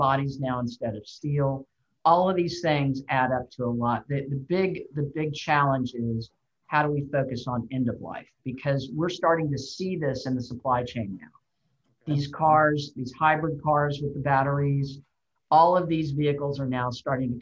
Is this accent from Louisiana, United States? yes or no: no; Houston, Texas, United States; in Houston, my hometown